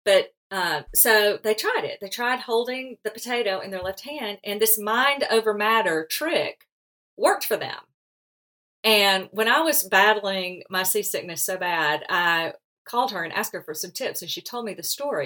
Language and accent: English; Alabama, United States; accent: Southern drawl; I'm from the South too, so my accent limits me from speaking any foreign language